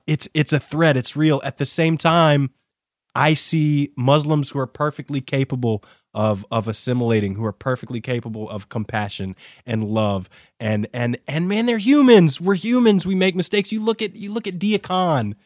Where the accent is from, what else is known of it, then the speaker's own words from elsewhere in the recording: United States; I'm an American